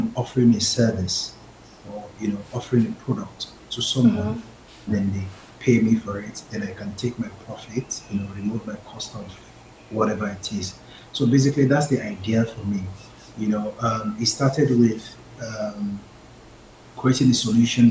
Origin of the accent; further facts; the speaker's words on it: Lagos, Nigeria; I'm from Lagos